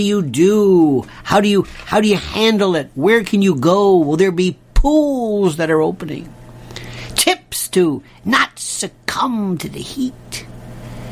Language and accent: English; Florida, United States; moved away; I'm from Florida.